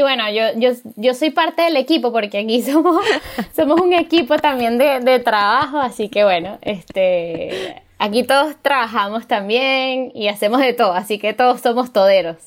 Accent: Venezuela; todos somos venezolanos

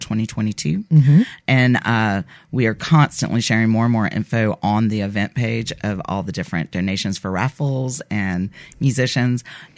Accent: Dothan, Alabama, United States; also born or lived in Ozark, Alabama; we moved off to Dothan when I was seven

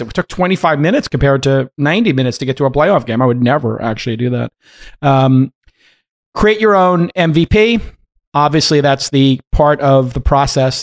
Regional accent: East Palo Alto, California, United States; I'm from the one that has east in it.

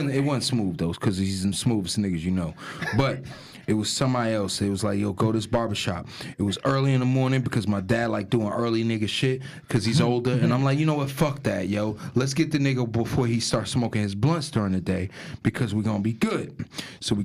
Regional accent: Newark, New Jersey, United States; also born or lived in East Orange; I grew up in Newark

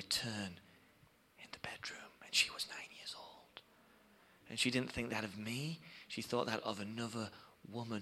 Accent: England, United Kingdom; we come from England, as you can probably tell by my accent

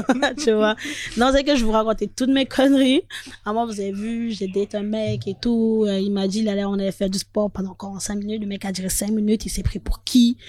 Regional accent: Paris, Île-de-France, France; also born or lived in Nantes; j'étais à Nantes. Et j'ai quitté Nantes pour retourner à Paris

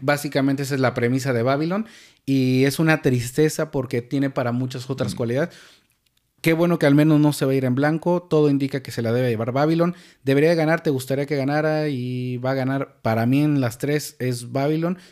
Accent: Mexico; Nos vuela la cabeza a todos como mexicanos

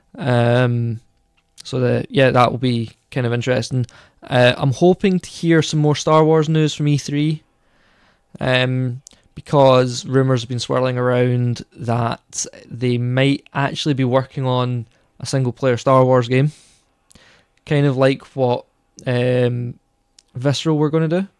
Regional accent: Scotland, United Kingdom; we're Scottish, you know, we, we were in Scotland, we're not in the States

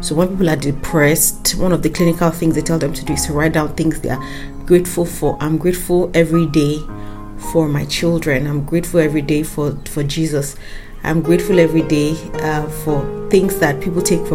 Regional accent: Nigeria; as a Nigerian

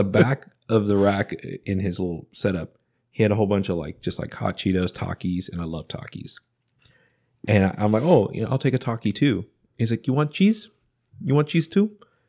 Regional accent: Canada; Sorry, I'm from up north.

